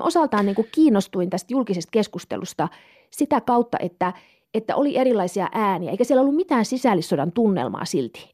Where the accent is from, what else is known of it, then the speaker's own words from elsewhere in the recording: Kemi, Lapland, Finland; moved away as an adult; also born or lived in Turku / Stockholm; mä oon Kemistä kotoisin. Mä oon tuota, pohjoissuomalainen ja, ja tuota, halusin mahdollisimman kauas kotikaupungista